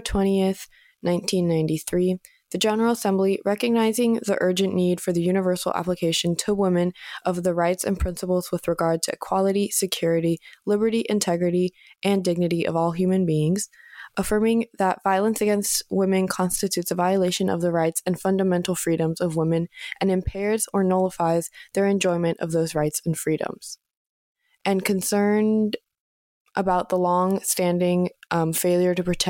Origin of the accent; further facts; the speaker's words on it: Atherton, California, United States; I was born in Atherton, California